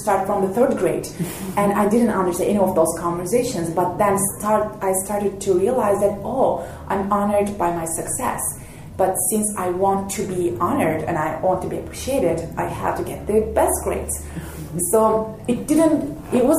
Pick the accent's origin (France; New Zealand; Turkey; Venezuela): Turkey; moved away as an adult; now in Montana, United States; I'm from Turkey